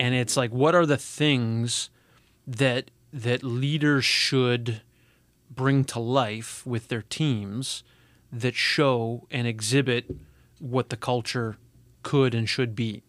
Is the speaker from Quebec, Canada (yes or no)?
no; Edmonton, Alberta, Canada; moved away; I'm from, originally from Alberta. I was born in Edmonton.